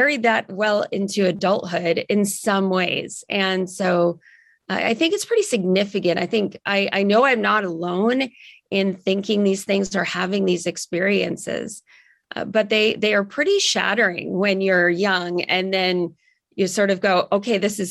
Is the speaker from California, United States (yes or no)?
yes; Silicon Valley, California, United States; I grew up in the Silicon Valley.